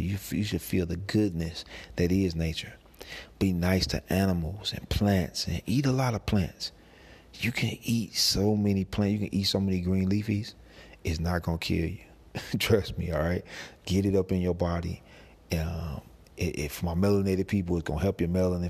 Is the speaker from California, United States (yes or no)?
no; St. Louis, Missouri, United States; I come from St. Louis